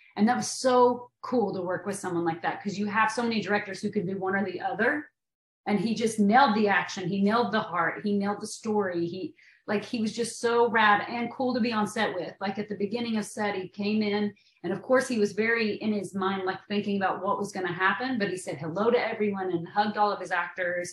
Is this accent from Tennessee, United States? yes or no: yes; Maynardville, Tennessee, United States; moved away as an adult; I'm from Tennessee, and we there we say it Van Dien